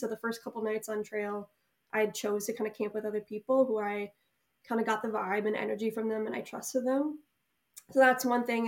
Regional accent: Delafield, Wisconsin, United States; I'm currently living right outside Milwaukee, Wisconsin, in my hometown, so, um, Delafield, Wisconsin

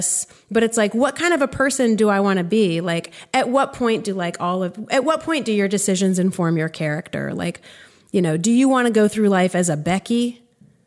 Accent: Greensboro, North Carolina, United States; born or raised there; also born or lived in Evanston, Illinois / Durham, North Carolina; now in Chapel Hill, United States

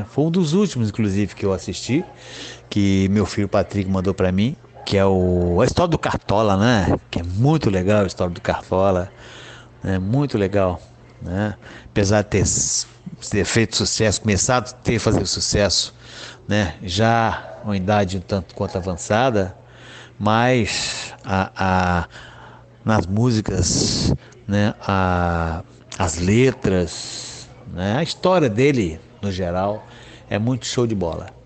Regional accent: Vitória, Espírito Santo, Brazil; Eu tenho 64 anos e sou natural de Vitória, Espírito Santo, onde resido.

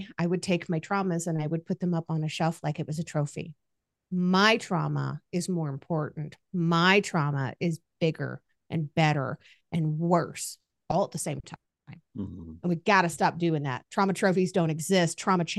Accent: Kaiserslautern, Rhineland-Palatinate, Germany; born there; first language German; K-Town, Kaiserslautern, was the town outside of that military base. Mm-hmm. Rammstein. So when I was born, my first language was actually German. I spoke to all the neighbors in German. I loved it. My family was American.

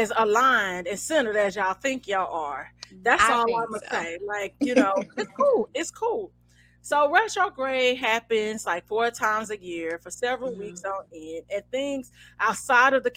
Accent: St. Louis, Missouri, United States; I'm from St. Louis

